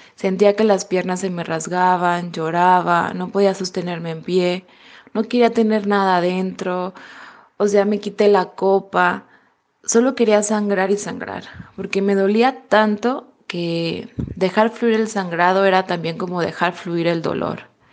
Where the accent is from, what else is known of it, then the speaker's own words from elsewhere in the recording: Mexico; moved away as an adult; now in Germany; soy mexicana